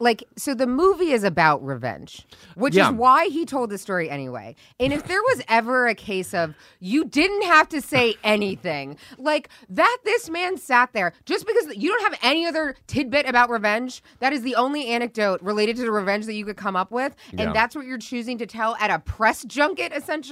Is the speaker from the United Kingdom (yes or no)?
yes; Northern Ireland, United Kingdom; I grew up in Northern Ireland in the Troubles, which is capitalized.